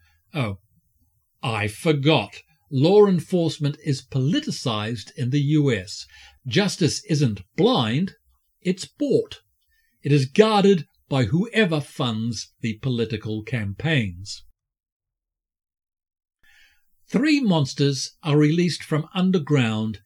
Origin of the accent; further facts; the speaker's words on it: New Zealand; I'm a Kiwi